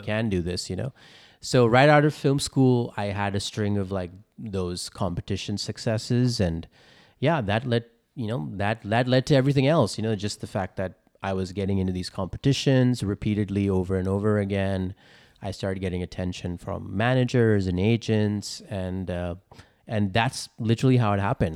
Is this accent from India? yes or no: yes; India; now in Los Angeles, United States; I'm an Indian, I'm an immigrant, uh, moved here from India, uh, to here in America